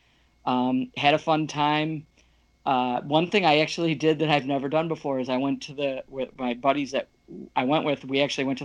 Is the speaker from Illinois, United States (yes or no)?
no; Michigan, United States; My first show was May of 99 at home here, and I'm from Michigan